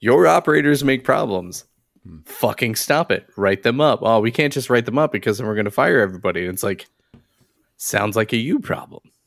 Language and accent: English; Philadelphia, Pennsylvania, United States; I grew up in the Philadelphia area